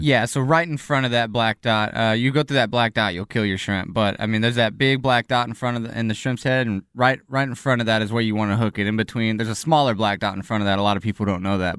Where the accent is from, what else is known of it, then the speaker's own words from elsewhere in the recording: El Campo, Texas, United States; now in Austin, United States; I'm originally from El Campo, Texas.